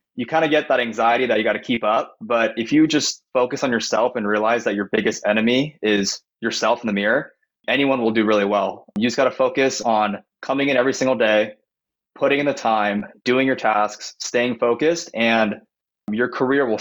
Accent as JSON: {"language": "English", "area": "Bay Area, east of San Francisco", "region": "California", "country": "United States", "tie": "born or raised there", "moved": "as an adult", "lives_now": "San Diego, United States", "said": "I grew up in the Bay Area, 20 minutes east of San Francisco"}